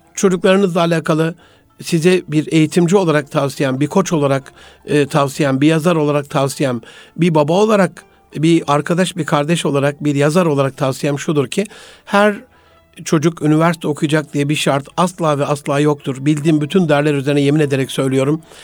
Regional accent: Gaziantep, Turkey; moved away; memleketim Gaziantep'imizde

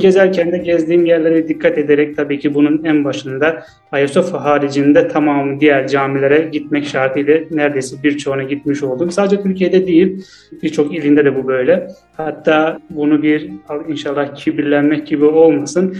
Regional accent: Azerbaijan; also born or lived in Istanbul, Turkey; Azerbaycan'danım ben de.

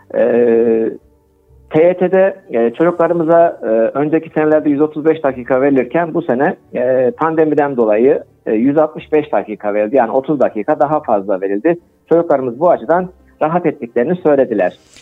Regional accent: Kayseri Province, Turkey; also born or lived in Ankara; 1963 Kayseri doğumluyum. Ee, ilk orta lise e, eğitimini Kayseri'de aldıktan sonra

